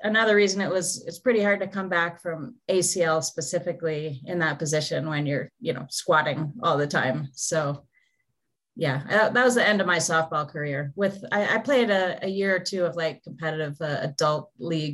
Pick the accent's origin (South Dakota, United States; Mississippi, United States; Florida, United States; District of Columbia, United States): Florida, United States; Naples; moved away as an adult; I grew up in Naples, small town in Florida